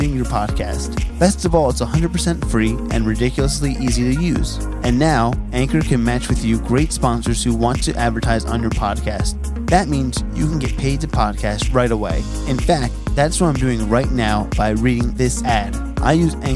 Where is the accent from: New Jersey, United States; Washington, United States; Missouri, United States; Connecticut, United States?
New Jersey, United States; moved away; I'm from New Jersey originally